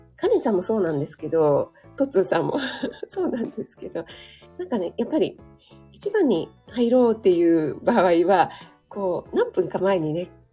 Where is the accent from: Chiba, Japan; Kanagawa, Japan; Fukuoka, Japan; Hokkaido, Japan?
Kanagawa, Japan; moved away; 神奈川出身